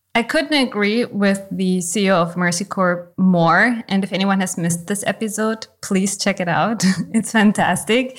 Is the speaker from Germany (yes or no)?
yes; Germany; I was born in East Germany.